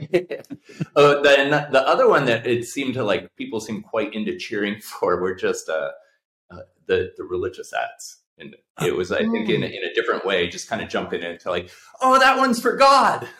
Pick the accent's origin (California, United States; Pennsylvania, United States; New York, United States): California, United States; Bay Area; I grew up in the Bay Area